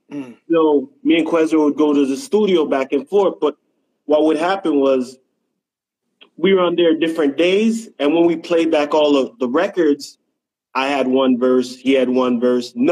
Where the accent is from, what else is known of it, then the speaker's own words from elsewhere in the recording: Jamaica; moved away; basically uh yeah, I came up from Jamaica, and uh, you know … Yeah, that's my pops.